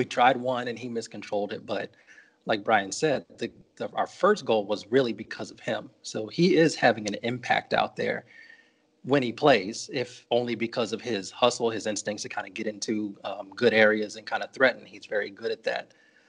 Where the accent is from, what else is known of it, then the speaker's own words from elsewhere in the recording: United States; and not because I'm American.